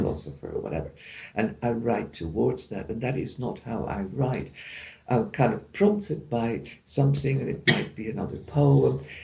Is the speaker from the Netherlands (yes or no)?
yes; Netherlands; moved away; I'm from the Netherlands